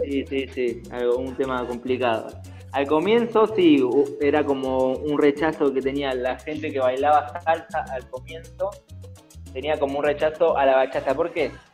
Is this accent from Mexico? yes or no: no; Argentina